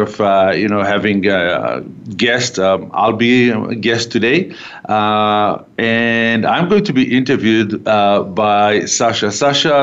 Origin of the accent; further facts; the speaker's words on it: Haifa, Haifa District, Israel; moved away as an adult; now in Calgary, Canada; So I grew up in Israel. I was born in a city called Haifa